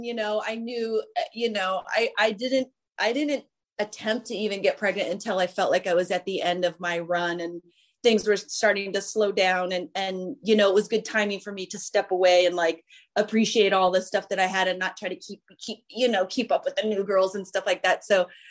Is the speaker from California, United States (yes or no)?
yes; Santa Barbara, California, United States; No, I'm from Santa Barbara.